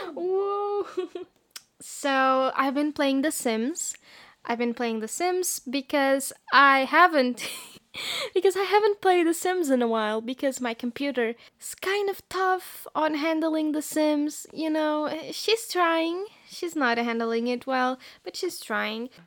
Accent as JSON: {"language": "English", "country": "Portugal", "said": "I am from Portugal"}